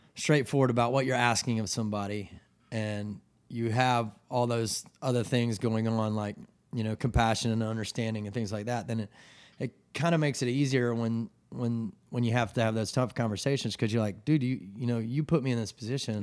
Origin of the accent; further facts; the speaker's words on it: Atlanta, Georgia, United States; moved away as an adult; also born or lived in New York / Colorado; now in Charleston, United States; I'm from Atlanta, Georgia. Um, I grew up there, and my parents still live in the same house.